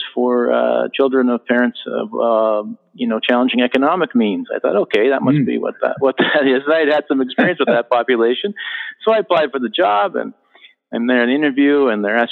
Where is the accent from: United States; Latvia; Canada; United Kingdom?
Canada; Ottawa, Ontario; I grew up here in Ottawa and went to the public school system